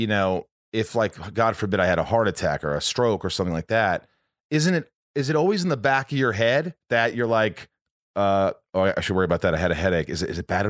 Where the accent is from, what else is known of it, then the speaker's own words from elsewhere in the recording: Indiana, United States; also born or lived in Connecticut / New York; my whole family was from New York, but we moved from, like, we lived in Connecticut for 2 years, and then we moved to Indiana